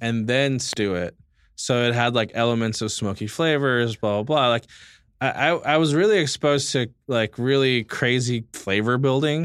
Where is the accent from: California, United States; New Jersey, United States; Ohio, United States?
California, United States; Los Angeles; also born or lived in Portland; I'm American-born Filipino. Um, I grew up in East